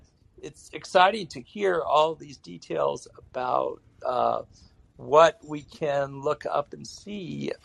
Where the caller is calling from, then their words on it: Asheville, North Carolina, United States; I happen to live in Asheville, North Carolina, which is on the east coast of the United States.